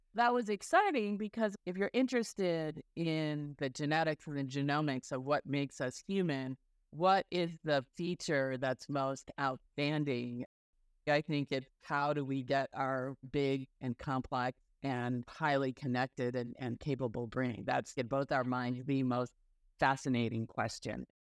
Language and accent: English; rural Illinois, United States; also born or lived in Cairo, Egypt; I was born in Cairo, Egypt, but moved to the United States when I was really young and grew up in rural Illinois.